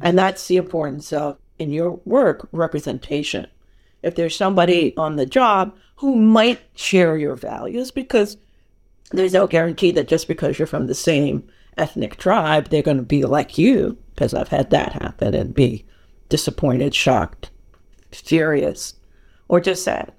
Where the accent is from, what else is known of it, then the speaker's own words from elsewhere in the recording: New York, United States; moved away as an adult; now in California, United States; I'm born and raised in New York. I am a New Yorker